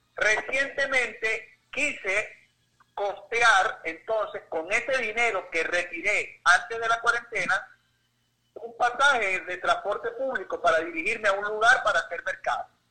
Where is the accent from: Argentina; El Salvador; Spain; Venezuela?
Venezuela; Eastern Venezuela, near Puerto la Cruz, Anzoátegui; que somos de Oriente y que vivimos ahí cerquita de la, refinería en Puerto la Cruz